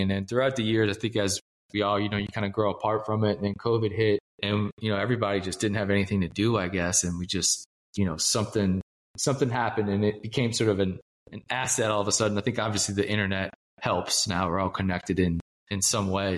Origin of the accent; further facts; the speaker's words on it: New Orleans, Louisiana, United States; now in Kansas City, United States; I am originally from New Orleans. I live in Kansas City now